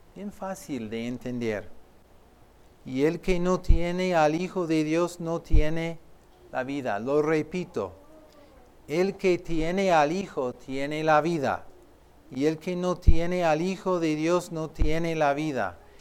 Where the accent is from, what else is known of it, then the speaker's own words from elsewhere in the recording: Philadelphia, Pennsylvania, United States; yo soy de Filadelfia tú, pero de otra Filadelfia